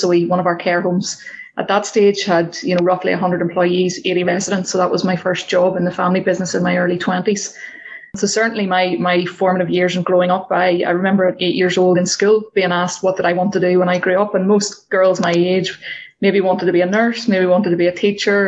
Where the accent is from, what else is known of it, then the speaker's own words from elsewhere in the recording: Northern Ireland, United Kingdom; So I grew up in the countryside in Northern Ireland.